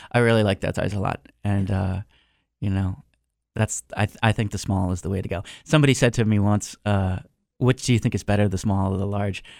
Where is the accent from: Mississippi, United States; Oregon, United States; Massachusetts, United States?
Massachusetts, United States; Concord; moved away; in high school, I worked for eighty-nine point three F M Concord, um, Massachusetts. I was their D J on there. High School Radio Station